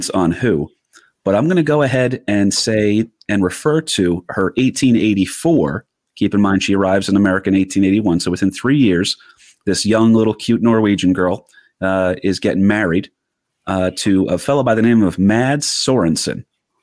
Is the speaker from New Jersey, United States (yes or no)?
yes; New Jersey, United States; we grew up in Jersey